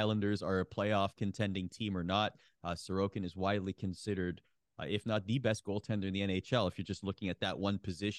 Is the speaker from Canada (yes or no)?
yes; Oakville, Ontario, Canada; my hometown, Oakville, Ontario